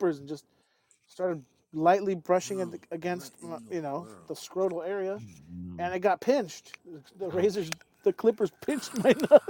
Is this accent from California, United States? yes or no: yes; California, United States; I'm from California.